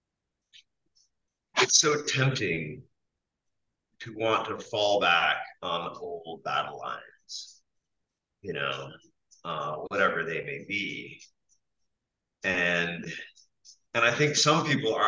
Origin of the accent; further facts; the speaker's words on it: Quebec, Canada; moved away; I grew up in Quebec on the fringes of an Indian reservation